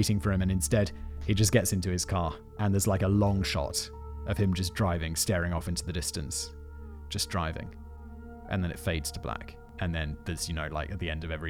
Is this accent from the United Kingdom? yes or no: yes; United Kingdom; being British is a part of who I am